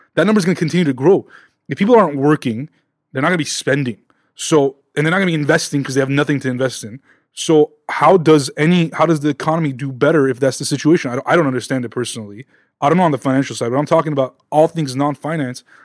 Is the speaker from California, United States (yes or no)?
yes; Los Angeles, California, United States; we're both from Southern California, L A specifically